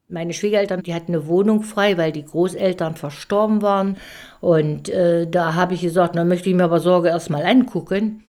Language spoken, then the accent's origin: German; Elbingerode, Saxony-Anhalt, Germany; Ich bin in Elbingerode geboren und äh, bin in Elbingerode zur Schule gegangen